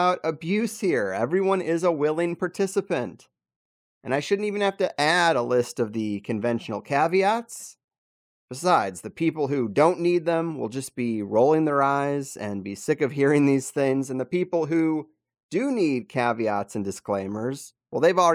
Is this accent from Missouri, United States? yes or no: yes; Missouri, United States; I grew up in Missouri